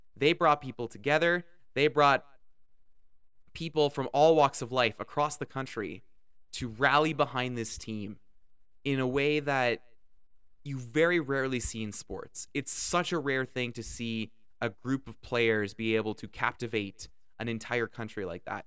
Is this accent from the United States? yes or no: no; Canada; I'm Canadian